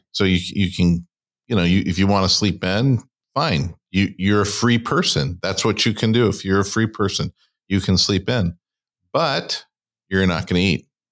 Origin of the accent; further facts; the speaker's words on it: California, United States; I grew up in California